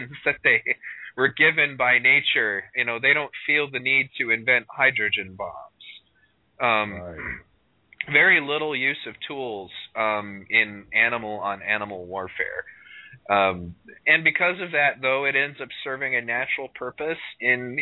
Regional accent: United States; I am American, asshole. I'm a Native American

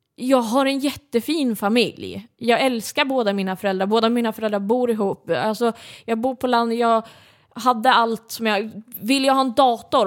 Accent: Södermanland, Sweden; jag är uppväxt i, i Sörmland

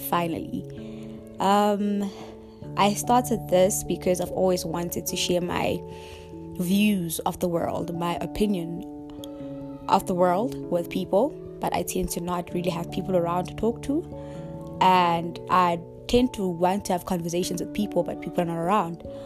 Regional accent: Rustenburg, North West, South Africa; moved away as an adult; also born or lived in KwaZulu-Natal; now in Johannesburg, South Africa; I grew up in Rustenburg, Mosenthal village

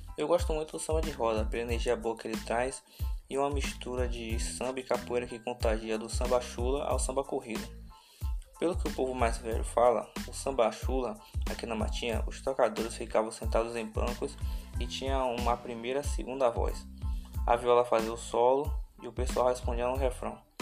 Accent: Feira de Santana, Bahia, Brazil; sou do município de Feira de Santana

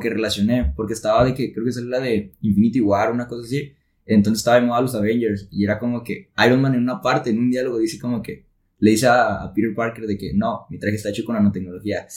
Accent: Tepic, Nayarit, Mexico; now in Monterrey, Mexico; soy de Tepic Nayarit y yo estoy acá en Monterrey

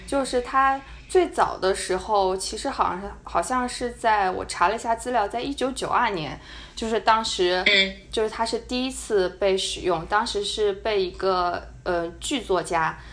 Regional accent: China; 我是一个中国人

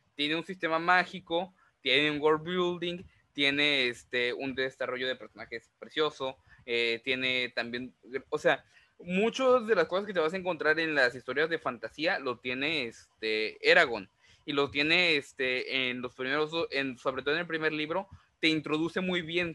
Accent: Mexico; also born or lived in Veracruz; nosotros como mexicanos

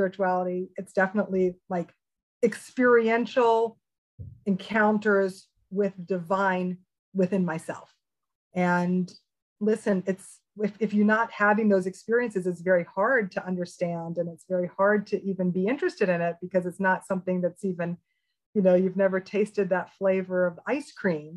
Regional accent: Memphis, Tennessee, United States; I was this spiritual freak of a kid, you know, growing up in Memphis, Tennessee

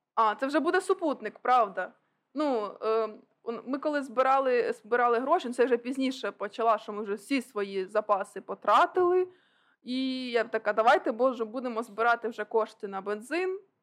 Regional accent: Okhtyrka, Sumy Oblast, Ukraine; я уродженка Охтирки.

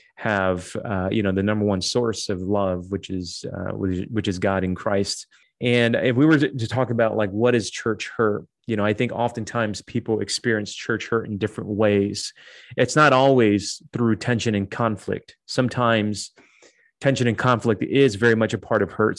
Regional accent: Detroit, Michigan, United States; moved away as an adult; also born or lived in Dallas / Toronto, Canada; now in Chicago, United States; I grew up in Detroit, so that's kind of like home for me.

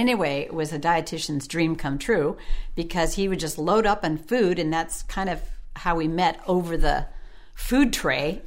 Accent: Sequim, Washington, United States; I grew up in Washington State, Squim, Washington

